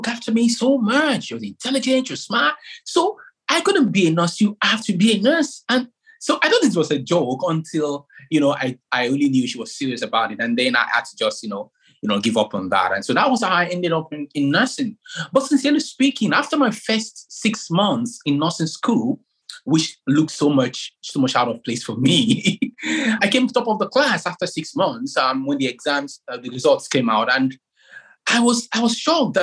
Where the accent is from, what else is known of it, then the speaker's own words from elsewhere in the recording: Nigeria; now in Exeter, United Kingdom; I come from Africa, precisely from Nigeria